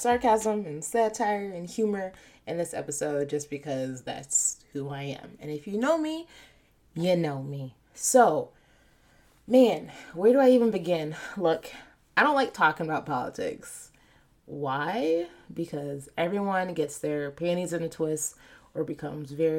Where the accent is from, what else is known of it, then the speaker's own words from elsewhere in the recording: United States; the country that I'm born in and reap the benefits of. I'm American